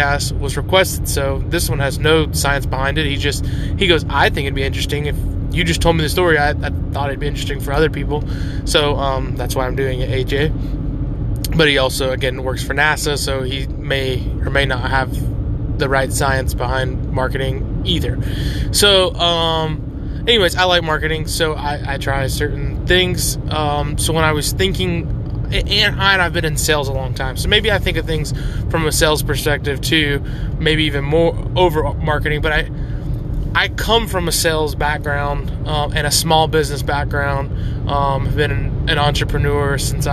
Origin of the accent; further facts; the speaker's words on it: Buford, Georgia, United States; We're in Buford, Georgia, my hometown, the town I was born and raised in and lived 28 of my 30 years.